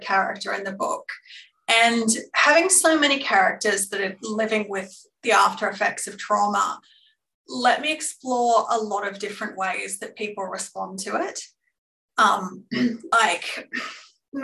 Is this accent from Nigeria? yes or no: no; Glenrowan, Victoria, Australia; I certainly drew on those experiences growing up in Glenrowan